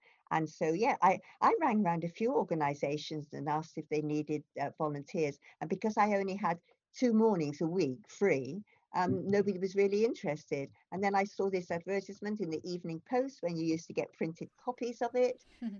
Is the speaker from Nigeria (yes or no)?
no; Keynsham, South West England, United Kingdom; It was where he was actually from Brislington, I was from Canesham.